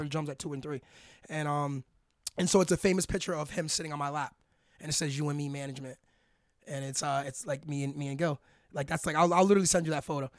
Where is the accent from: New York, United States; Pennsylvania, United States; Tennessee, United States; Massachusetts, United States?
New York, United States; moved away; we're from Harlem, New York originally